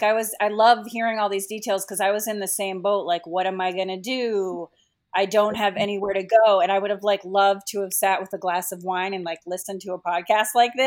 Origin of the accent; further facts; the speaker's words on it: Boston, Massachusetts, United States; also born or lived in Los Angeles; now in Washington, D.C., United States; we're both from Boston, and we met in Boston, and then we were separated for a little while. Like, my husband went to New York, and then we went to Los Angeles together.